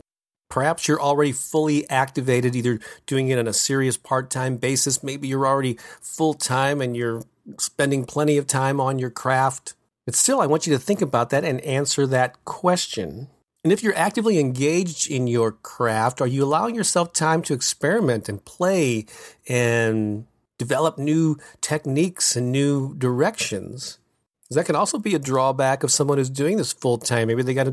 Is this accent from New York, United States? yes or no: no; St. Louis, Missouri, United States; This is an all-day event that I will be presenting in my hometown of St. Louis, Missouri on Saturday, November 14th.